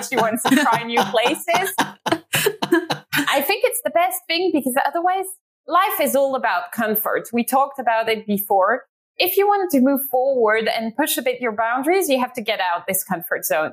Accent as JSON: {"language": "English", "town": "Ghent", "region": "Flanders", "country": "Belgium", "tie": "born or raised there", "moved": "as an adult", "lives_now": "London, United Kingdom", "said": "Ghent, because it's my hometown"}